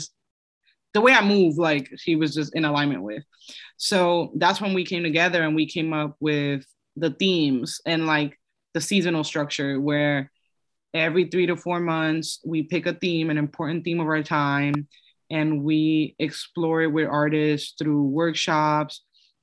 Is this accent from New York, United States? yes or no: yes; New York, United States; also born or lived in Dominican Republic / Los Angeles; I'm from New York